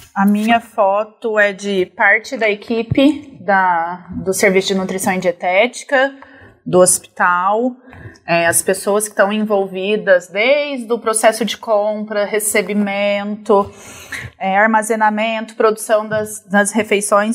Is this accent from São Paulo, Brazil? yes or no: yes; Barretos, São Paulo, Brazil; eu nasci aqui em Barretos uhum. e passei a infância toda